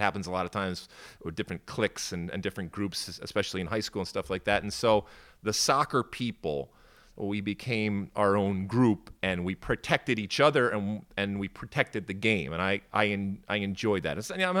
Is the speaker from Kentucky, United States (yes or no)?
no; Detroit, Michigan, United States; also born or lived in Athens, Greece; I grew up in the suburbs of Detroit, and I grew up also in Athens, Greece, so kind of going back and forth when I was really young.